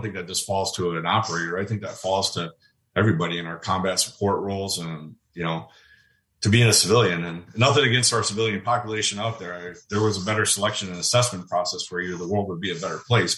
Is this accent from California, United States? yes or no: no; Waukesha, Wisconsin, United States; moved away as an adult; Waukesha, Wisconsin. That was my hometown.